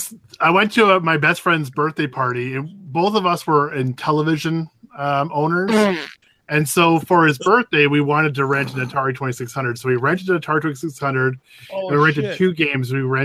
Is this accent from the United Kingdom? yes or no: no; Canada; as a Canadian